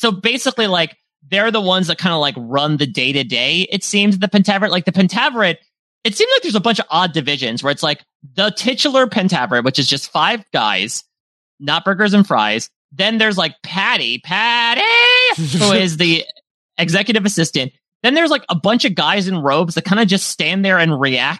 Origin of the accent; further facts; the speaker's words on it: Canada; I can say it because I'm Canadian.